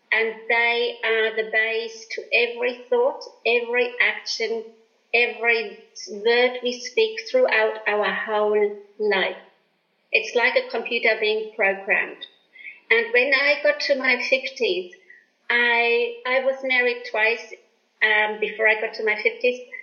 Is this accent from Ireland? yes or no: no; Germany; moved away; I was born in Germany after the war